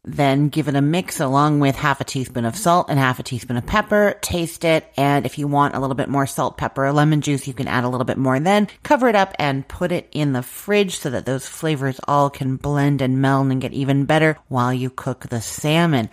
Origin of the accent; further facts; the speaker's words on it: Canada; I'm Canadian and we use the British pronunciation